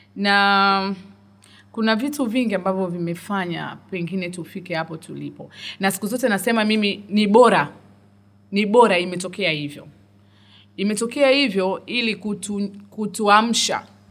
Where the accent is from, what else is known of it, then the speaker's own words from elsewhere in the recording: Dar es Salaam, Tanzania; muda mwingi nimekulia dar es salaam nimekulia temeke tandika mtaa bububu